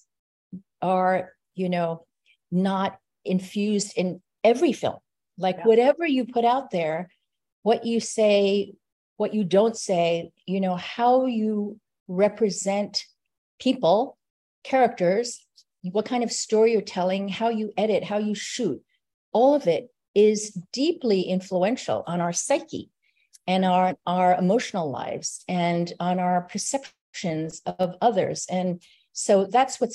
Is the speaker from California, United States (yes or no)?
no; Long Island, New York, United States; growing up on Long Island